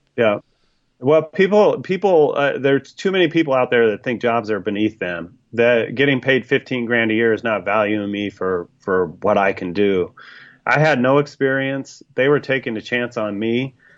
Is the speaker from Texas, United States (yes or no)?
no; Sacramento, California, United States; now in Iowa, United States; I grew up in Sacramento